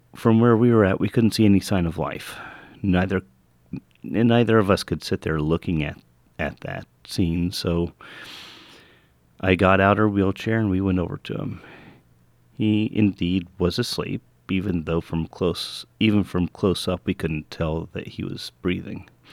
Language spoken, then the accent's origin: English; United States